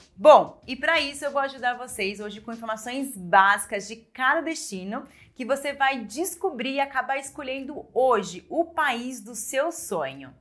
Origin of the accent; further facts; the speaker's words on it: Brazil; nós brasileiros